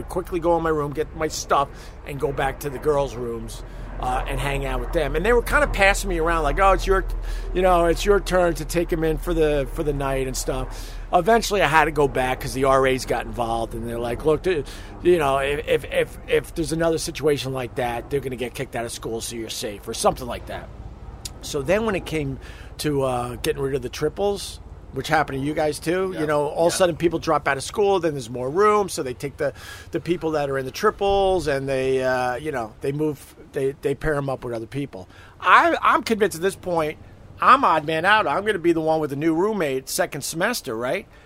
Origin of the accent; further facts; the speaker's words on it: Long Island, New York, United States; so I roomed with two upstaters. I'm from Long Island.